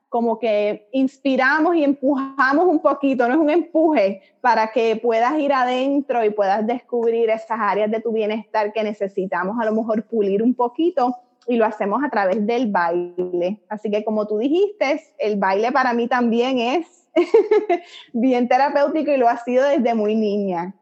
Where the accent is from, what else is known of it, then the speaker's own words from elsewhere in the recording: Puerto Rico; moved away as an adult; now in Miami, United States; soy puertorriqueña, nacida y criada en la isla